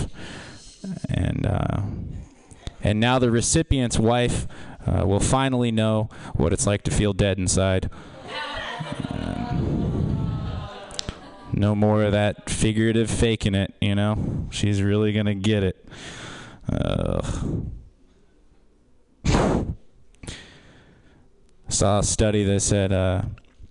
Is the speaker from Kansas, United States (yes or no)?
yes; Kansas, United States; now in San Francisco, United States; I'm not from here. I'm from Kansas